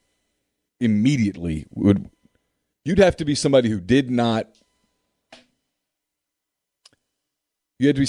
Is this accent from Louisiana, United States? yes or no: yes; Ruston, Louisiana, United States; I grew up in Ruston. I got to watch Karl Malone for 3 years